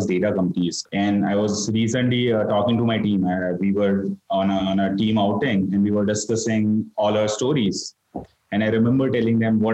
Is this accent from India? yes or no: yes; Ahmedabad, Gujarat, India; moved away as an adult; Started out of Ahmedabad, which is my hometown